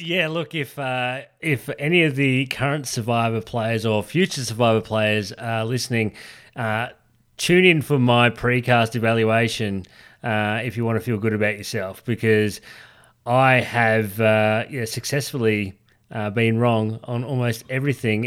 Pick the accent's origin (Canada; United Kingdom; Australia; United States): Australia; We're from Australia.